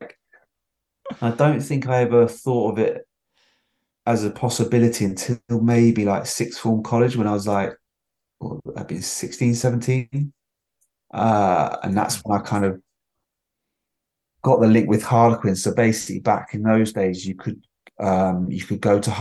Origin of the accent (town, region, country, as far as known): Salisbury, South West England, United Kingdom